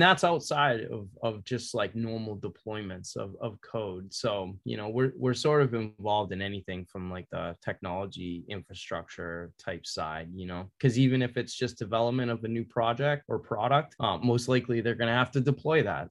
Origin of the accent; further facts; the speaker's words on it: west of Boston, Massachusetts, United States; accent: Boston; moved away as an adult; now in California, United States; born and raised in Massachusetts, and I spent, you know, the first 18 years, you know, a little bit um, west of Boston.